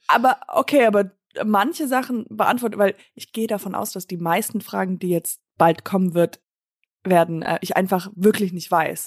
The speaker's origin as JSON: {"language": "German", "country": "United States", "tie": "born or raised there", "moved": "yes", "said": "Ich bin äh, in Amerika halt aufgewachsen"}